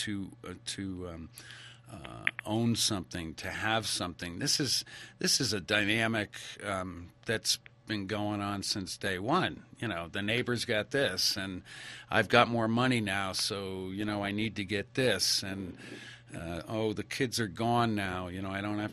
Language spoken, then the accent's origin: English; New England, United States; moved away as an adult; now in Idaho, United States; I grew up in New England.